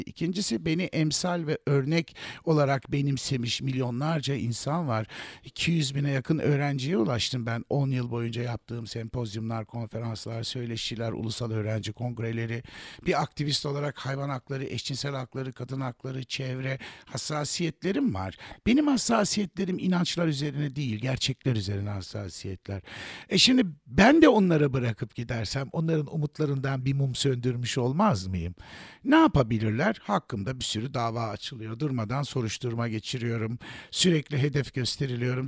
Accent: Turkey; benim ülkemin

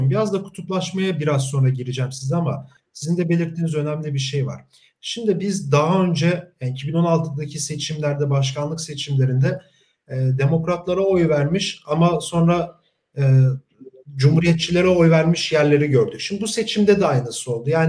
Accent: Turkey; Ee, biz de Türkiye'den yani Türkiye'liler olarak çok yakından takip ettik bunu.

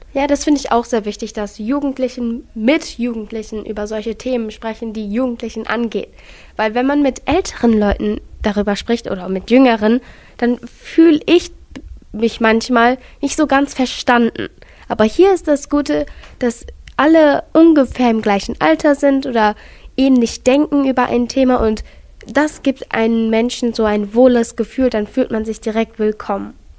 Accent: Gelsenkirchen, North Rhine-Westphalia, Germany; bei uns in Gelsenkirchen

